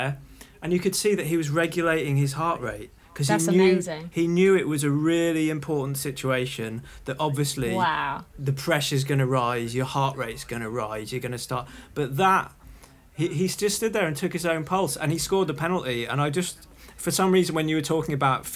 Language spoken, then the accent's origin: English; Liverpool, North West England, United Kingdom; I was born in Liverpool